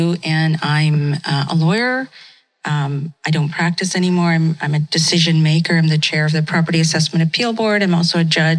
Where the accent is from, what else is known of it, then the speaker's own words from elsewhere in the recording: Vancouver, British Columbia, Canada; also born or lived in India; Although I was born in India, I was just a baby when we came here. You know, we immigrated here in 1969, and it was a very different Vancouver at the time.